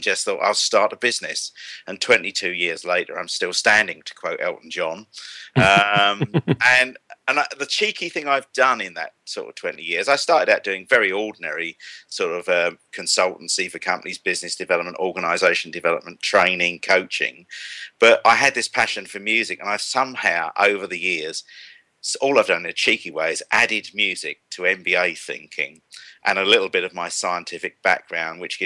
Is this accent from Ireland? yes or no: no; Kent, South East England, United Kingdom; accent: estuary; I'm from Kent, actually, but I've frequently been confused with having an estuary accent